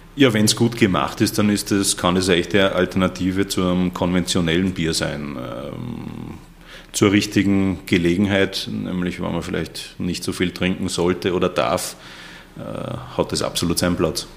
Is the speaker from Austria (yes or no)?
yes; Austria; das juckt uns relativ wenig in Österreich